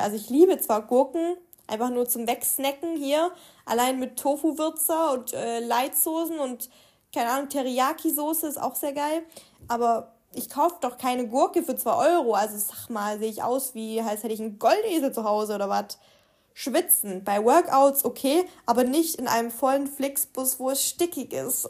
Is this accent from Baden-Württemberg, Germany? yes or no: yes; Swabia, Baden-Württemberg, Germany; moved away; Bei uns im Schwabenland